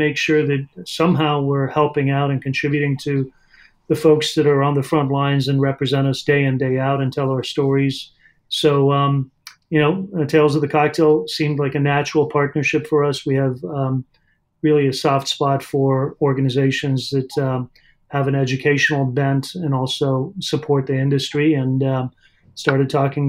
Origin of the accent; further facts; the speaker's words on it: Southern California, United States; moved away as an adult; also born or lived in Iran / Arizona / New York / Chicago; now in Louisville, United States; I was born in Iran and grew up in Southern California